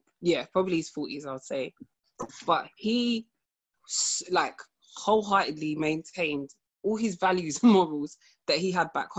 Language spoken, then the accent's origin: English; United Kingdom; in the UK, obviously, we use English, you know, so unless we're amongst family, we don't really speak like that.